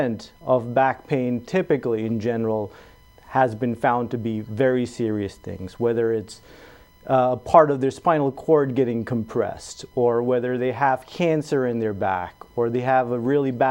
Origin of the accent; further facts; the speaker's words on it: Toronto, Ontario, Canada; moved away as an adult; now in Sioux Falls, United States; I grew up in Canada, in Toronto